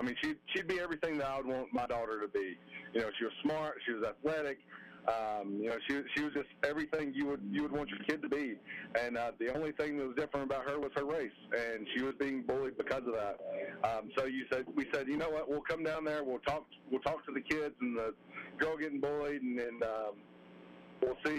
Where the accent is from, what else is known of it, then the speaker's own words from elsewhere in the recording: Roanoke, Alabama, United States; growing up in Alabama, those hot days, remember high school ball, JV ball